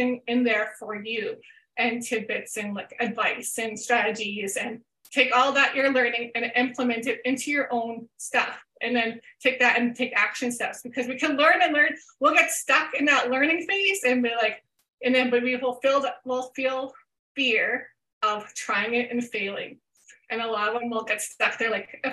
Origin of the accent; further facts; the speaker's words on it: Canada; I'm Canadian